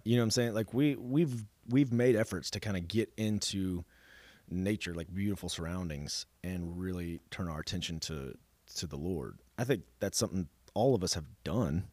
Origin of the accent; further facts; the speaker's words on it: Dallas, Texas, United States; I come from Dallas